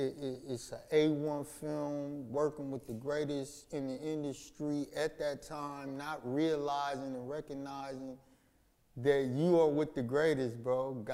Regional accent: Los Angeles, California, United States; South Central Los Angeles. Not Central or South Los Angeles. South Central.

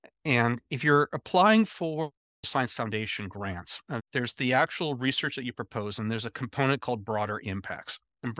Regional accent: Anchorage, Alaska, United States; born there; also born or lived in Nebraska / Iowa / Missouri; I was born in Anchorage, Alaska. I spent the first 6 years of my life in Anchorage, Alaska, and then I spent another five-ish years puttering around Nebraska, Iowa, Missouri a little bit

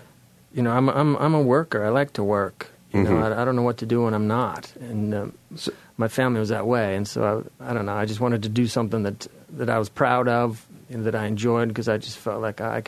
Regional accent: Eastern Washington, United States; moved away; also born or lived in Castro Valley, California; I grew up in Washington State, Eastern Washington, and sort of farm country there.

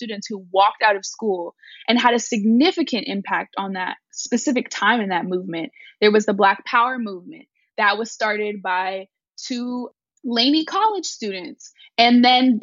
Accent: Oakland, California, United States; born, raised, and educated in Oakland, California

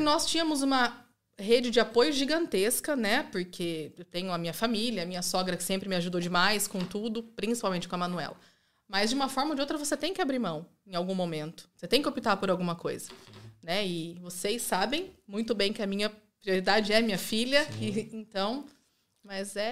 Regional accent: Rio Claro, São Paulo, Brazil; moved away as an adult; now in Italy; Eu nascida e criada ali

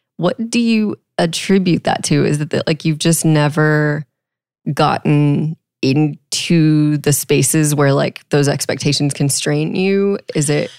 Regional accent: Texas, United States; I grew up in Texas

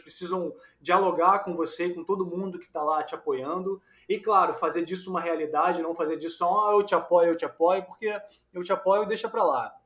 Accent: Rio de Janeiro, Brazil; also born or lived in São Paulo; eu sou carioca, mas ganho dinheiro em São Paulo

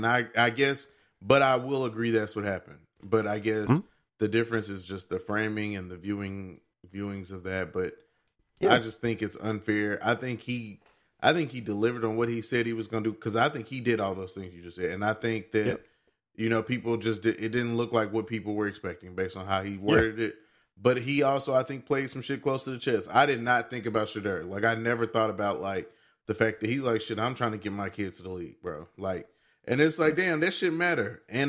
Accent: Nashville, Tennessee, United States; I grew up in North Nashville. So in North Nashville alone, we have four HBCUs between TSU, Meharry, Fisk, and American Baptist College, just all right in North Nashville.

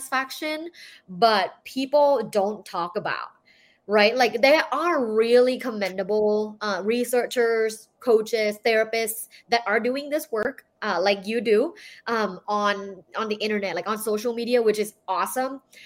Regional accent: Thailand; I'm from Thailand. So I was born and I grew up in Thailand

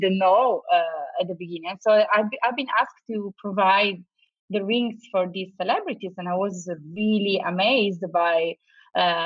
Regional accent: Turin, Piedmont, Italy; moved away as an adult; also born or lived in London, United Kingdom; now in Los Angeles, United States; I'm from Turin, from a little town that is very industrial

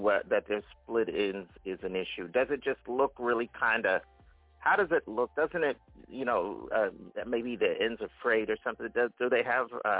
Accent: Philadelphia, Pennsylvania, United States; who is out of my hometown area in the Philadelphia, Pennsylvania, neck of the woods

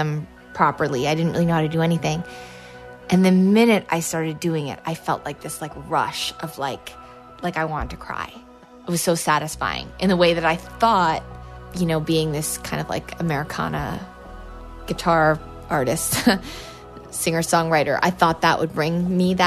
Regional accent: Lake Placid, New York, United States; I grew up in Lake Placid

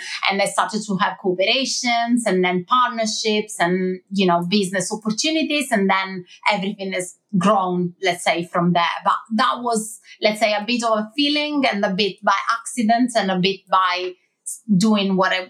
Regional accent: Milan, Lombardy, Italy; English is a second language; moved away as an adult; now in London, United Kingdom; I moved to London, so from Milan to London.

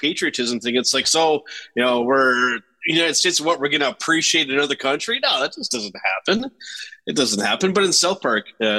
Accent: Canada; For me, it's as a Canadian, absolutely.

